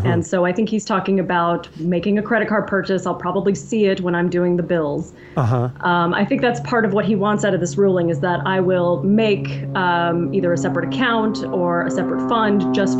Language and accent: English; Austin, Texas, United States; moved away as an adult; also born or lived in Denton, Texas; now in Alaska, United States; I'm from Austin